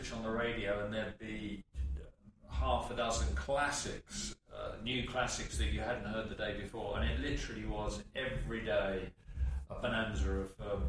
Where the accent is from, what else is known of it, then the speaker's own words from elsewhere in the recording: London, United Kingdom; I was born and raised in just north of Kentish Town in North London, NW5.